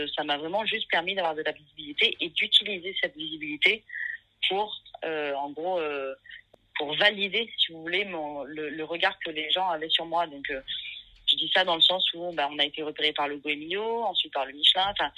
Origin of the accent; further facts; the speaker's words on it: Nièvre, Burgundy, Bourgogne-Franche-Comté, France; now in Marseille, France; j'ai grandi en Bourgogne, dans une campagne paumée, dans la Nièvre